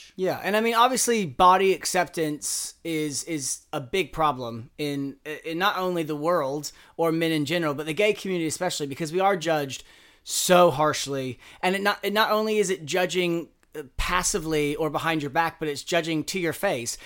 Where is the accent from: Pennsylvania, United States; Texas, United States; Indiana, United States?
Indiana, United States; Southern; moved away; I was twenty-one years old. I was from Southern Indiana.